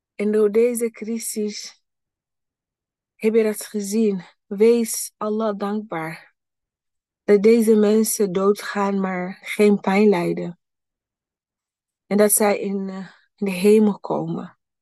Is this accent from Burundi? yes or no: yes; Burundi; moved away; mijn thuisland, Burundi.